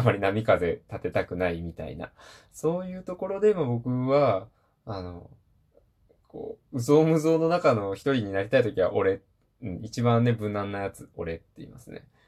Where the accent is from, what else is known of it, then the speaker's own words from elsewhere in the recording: Hiroshima, Japan; 僕、出身広島なんですけど